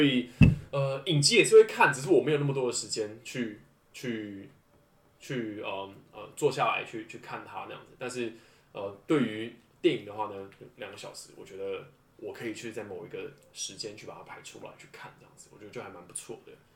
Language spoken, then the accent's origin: Chinese; northern Taiwan, Taiwan; also born or lived in Pingtung; 因为我本身我家里我是北部人嘛，所以基隆对我来说还是在通勤范围之内